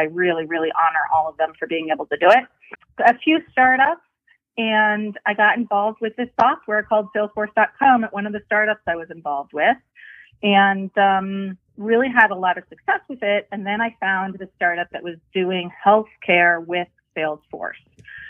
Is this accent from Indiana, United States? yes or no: no; Los Angeles, California, United States; So I grew up in California, in Los Angeles, and I was a terrible, terrible Catholic.